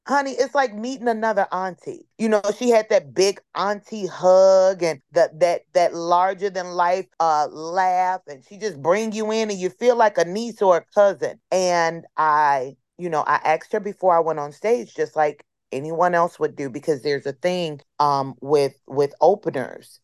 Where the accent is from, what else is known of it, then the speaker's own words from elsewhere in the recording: Chicago, Illinois, United States; my hometown, Chicago